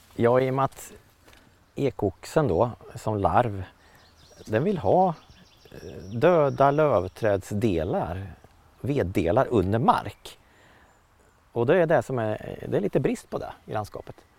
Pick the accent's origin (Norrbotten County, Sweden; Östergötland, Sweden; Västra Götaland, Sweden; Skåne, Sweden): Östergötland, Sweden; Motala; i Motala kommun där jag växte upp